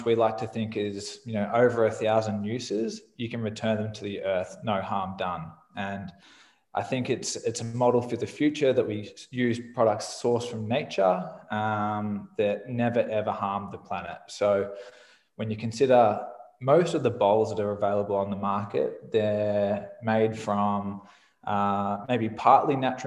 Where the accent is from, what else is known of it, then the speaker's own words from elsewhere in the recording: Australia; I'm Australian, which you can probably tell from my voice.